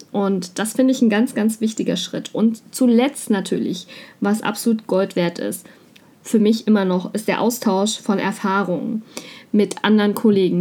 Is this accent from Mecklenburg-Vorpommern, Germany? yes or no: yes; Mecklenburg-Vorpommern, Germany; komme ich aus Mecklenburg-Vorpommern